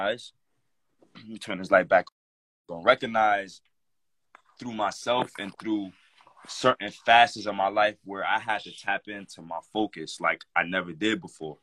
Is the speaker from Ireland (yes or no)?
no; New Jersey, United States; I'm from North Jersey